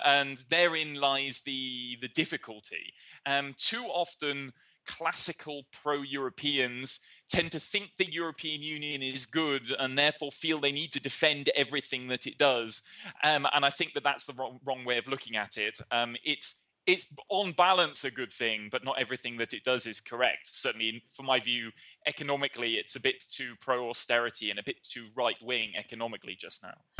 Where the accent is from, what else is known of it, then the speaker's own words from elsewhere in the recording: United Kingdom; now in Germany; a British person who lives in Germany, who works in Belgium